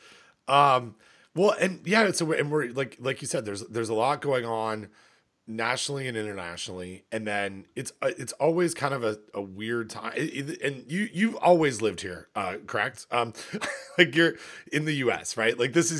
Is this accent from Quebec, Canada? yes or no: no; Ontario, Canada; it's certainly warmer than it is in where I grew up in Ontario.